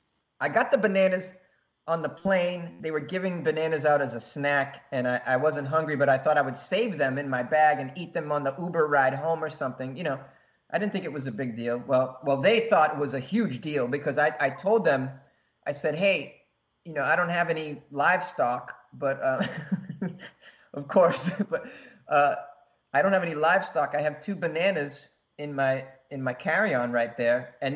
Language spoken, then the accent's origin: English; Japan; I thought, well, I'm from Japan. They're gonna take my temperature.